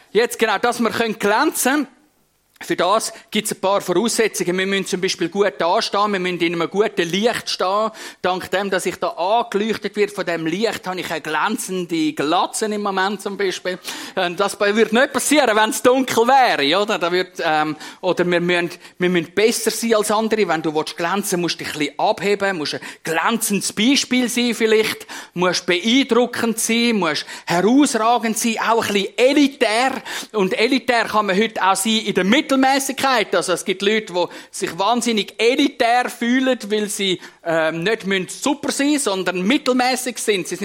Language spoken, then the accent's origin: German; Switzerland; Als, als Schweizer wenn wir glänzen, als Prediger wenn wir glänzen